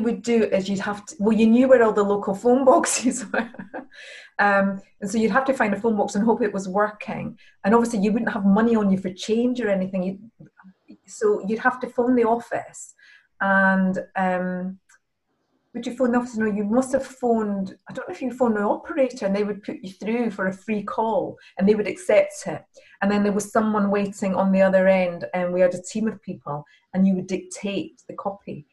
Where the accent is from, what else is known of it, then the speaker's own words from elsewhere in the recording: Edinburgh, Scotland, United Kingdom; moved away as an adult; also born or lived in Oxford; I was from Scotland